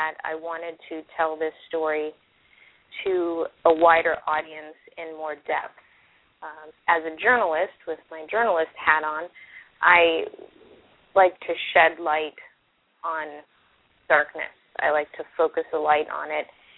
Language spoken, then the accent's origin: English; Florida, United States; I'm also from Florida